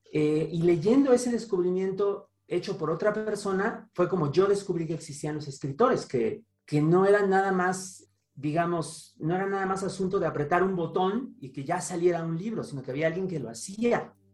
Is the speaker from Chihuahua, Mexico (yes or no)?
no; Toluca, State of Mexico, Mexico; moved away; En casa de mi mamá, allá en la ciudad de Toluca, de donde vengo